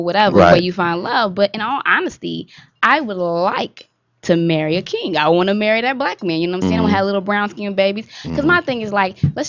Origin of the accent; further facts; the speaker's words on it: Houston, Texas, United States; I'm from Houston, Texas. My parents were married for almost 40 years